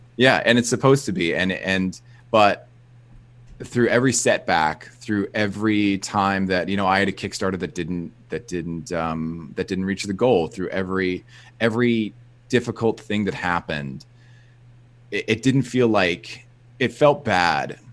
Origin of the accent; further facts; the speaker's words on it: New Jersey, United States; I grew up in New Jersey